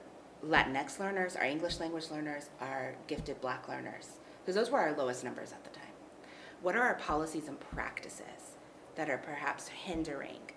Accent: Texas, United States; moved away as an adult; now in Colorado, United States; I'm from Texas

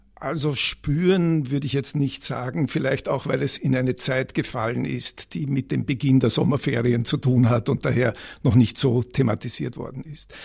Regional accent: Carinthia, Austria; Ich komme ja aus Kärnten

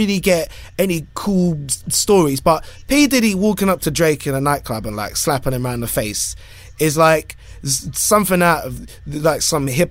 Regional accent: London, United Kingdom; where are you from? And I went London

